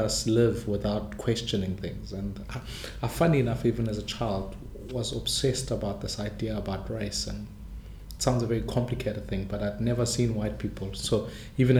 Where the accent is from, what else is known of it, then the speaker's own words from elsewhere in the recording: Soweto, Gauteng, South Africa; English is a second language; I grew up in Soweto, right at the height of apartheid